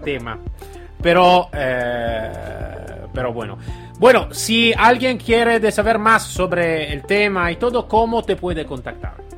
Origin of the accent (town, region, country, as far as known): Italy